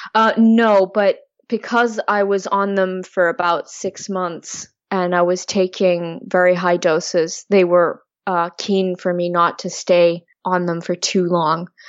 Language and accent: English; Switzerland; now in Oxford, United Kingdom; I'm from Switzerland originally